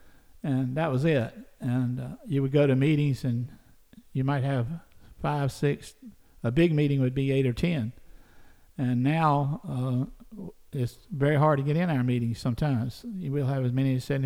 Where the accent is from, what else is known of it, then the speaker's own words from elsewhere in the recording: Kingstree, South Carolina, United States; also born or lived in Clarendon County, South Carolina; I was born in King Street, South Carolina, which is right across the county line in Williamsburg County